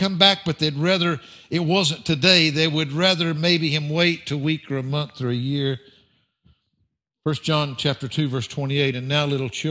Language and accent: English; the South, United States; I'm from the South